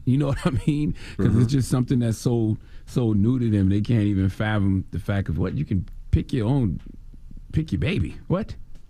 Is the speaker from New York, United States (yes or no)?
no; Moss Corner, South Carolina, United States; Because I'm from South Carolina, of course, Moss Corner, South Carolina.